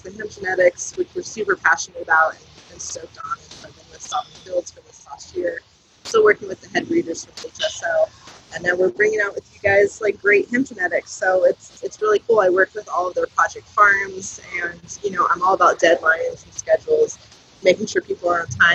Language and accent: English; Southern California, United States; moved away as an adult; also born or lived in Southern Oregon; now in Oregon, United States; I've pretty much born and raised Southern California.